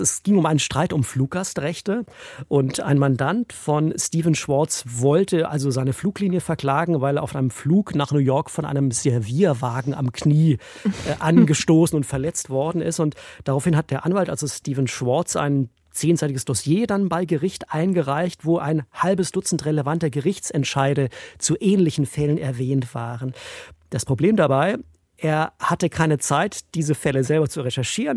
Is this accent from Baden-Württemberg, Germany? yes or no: yes; Esslingen, Baden-Württemberg, Germany; also born or lived in Stuttgart / Freiburg / Brighton; ich bin in Esslingen geboren, bei Stuttgart